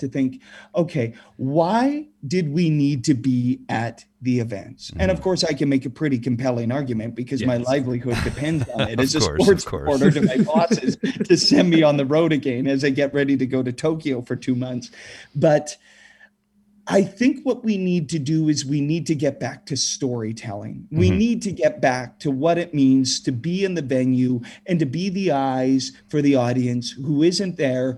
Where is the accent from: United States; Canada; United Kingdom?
Canada; Saskatchewan; Growing up in Saskatchewan, where, you know, long, cold winter nights, we've got the curling rinks, and that's where we gather